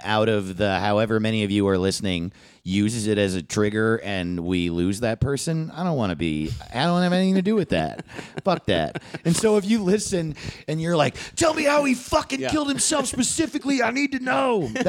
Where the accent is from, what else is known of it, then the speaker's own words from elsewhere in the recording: New York, United States; now in Los Angeles, United States; Because I grew up in New York